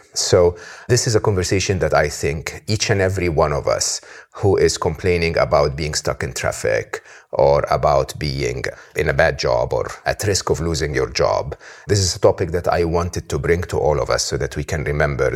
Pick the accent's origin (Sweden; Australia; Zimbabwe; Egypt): Egypt; someone like me, born and raised in Egypt